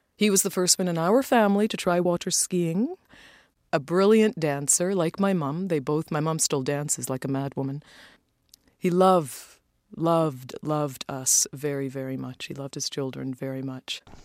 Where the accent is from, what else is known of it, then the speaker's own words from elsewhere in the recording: Toronto, Ontario, Canada; It was great growing up in Toronto. We came to Canada in 1969, just before I turned eight years old